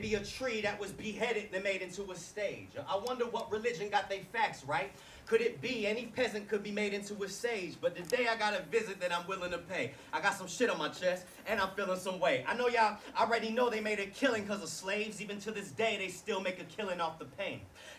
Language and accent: English; North Carolina, United States; I'm from North Carolina.